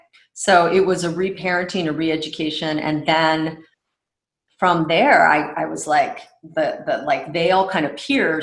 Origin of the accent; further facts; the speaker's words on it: Houston, Texas, United States; born there; also born or lived in Egypt; I was born in Houston, Texas. Uh-huh. And from a very early age, we traveled a lot, spent time, now in reflection, like, of course, I spent time in Egypt near the pyramids